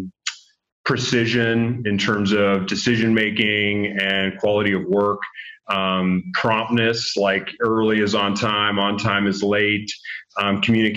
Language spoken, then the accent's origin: English; Oak Ridge, Tennessee, United States; moved away as an adult; also born or lived in Los Angeles; I grew up in a small town in East Tennessee called Oak Ridge, about 20,000 people